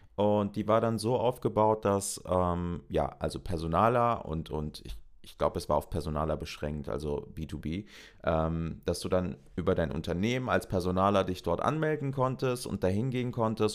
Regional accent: North Rhine-Westphalia, Germany; ich komme aus NRW

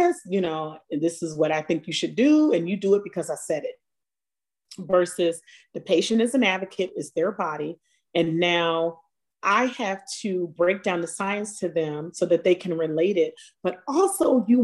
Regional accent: Baltimore, Maryland, United States; moved away as an adult; also born or lived in Atlanta / New York; being of color and growing up in Baltimore

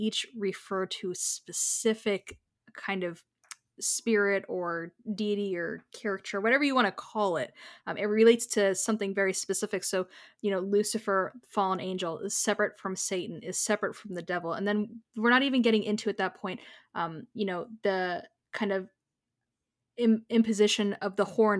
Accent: United States; also born or lived in Florida; we are both American and we are both in Florida

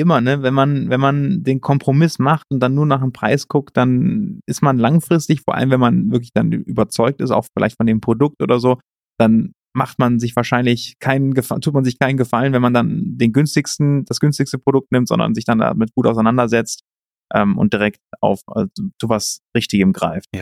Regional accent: Cologne, North Rhine-Westphalia, Germany; also born or lived in Canada / Spain; komme aus Köln ursprünglich, bin gebürtiger Rheinländer

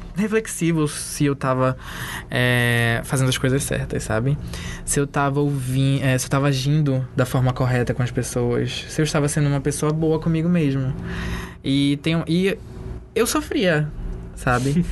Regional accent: Castanhal, Pará, Brazil; Eu cresci numa cidade do interior

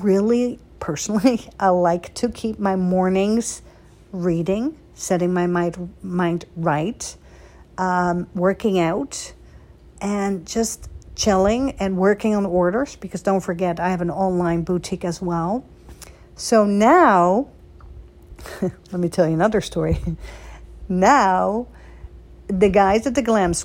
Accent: Netherlands; also born or lived in Beverly Hills; now in United States; I was born and raised in Holland, right? And then I came to America

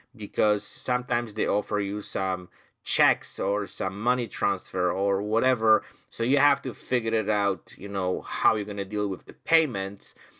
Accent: Poland; now in Canada; I'm originally from Poland

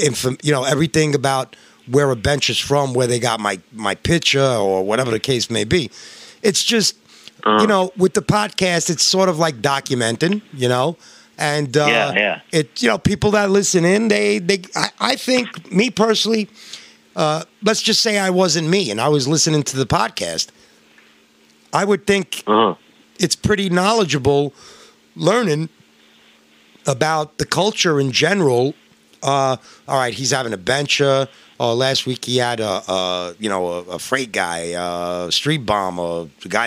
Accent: New York, United States; I'm from New York

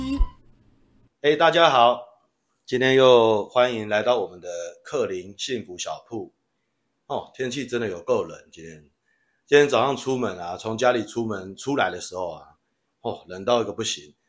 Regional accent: Taiwan; 我们台湾人都叫做姨妈

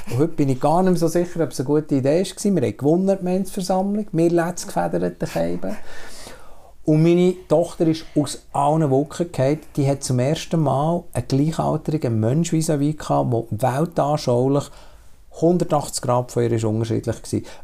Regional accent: Switzerland; ich kenne die Schweiz in, in vielen Facetten. Schon rein, weil ich auf dem Land bin aufgewachsen und in die Stadt in die Schule gegangen

